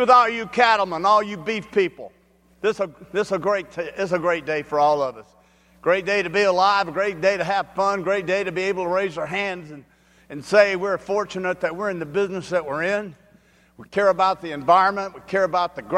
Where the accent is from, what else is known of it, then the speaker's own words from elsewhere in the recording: Shreveport, Louisiana, United States; I'm from Shreveport, Louisiana, right up the road here.